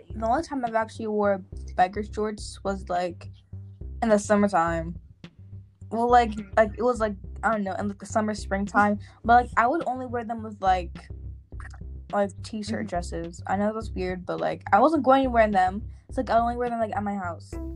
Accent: Nigeria; moved away; I traveled to my home country, Nigeria.

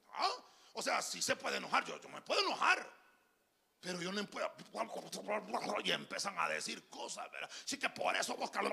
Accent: Honduras; yo soy hondureño

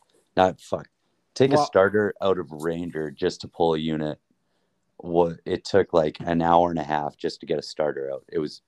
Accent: Airdrie, Alberta, Canada; Yeah, Calgary. Well, Airdrie. I always just tell everyone when we're traveling, like, Calgary, because nobody knows where Airdrie is, you know?

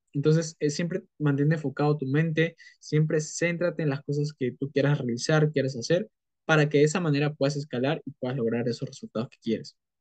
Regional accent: Peru; soy de Perú

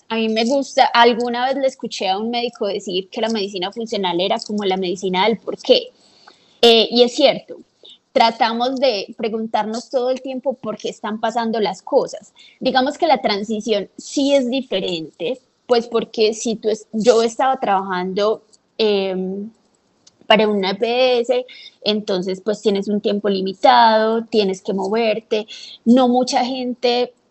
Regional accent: Colombia; born there; moved away; also born or lived in Canada; Eh, yo nací en Colombia y me fui a vivir a Canadá muchos años. Allá aún viven mis papás y una de mis hermanas. Eh, me devolví a Colombia a estudiar medicina

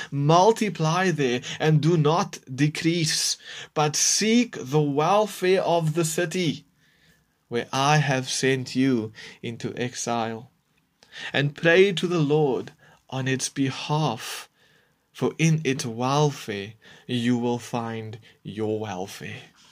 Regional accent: South Africa; We are Christians, and we are South African

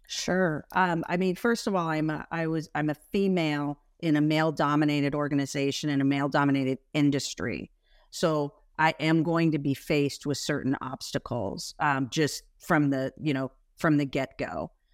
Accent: Spokane, Washington, United States; I'm from Spokane, Washington, you know, small sort of idyllic upbringing

